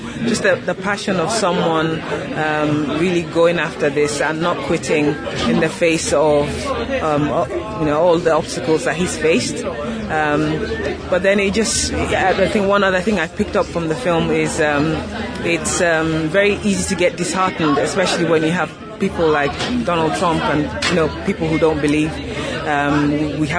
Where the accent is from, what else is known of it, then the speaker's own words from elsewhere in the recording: Nigeria; also born or lived in United Kingdom; now in Australia; I grew up in Nigeria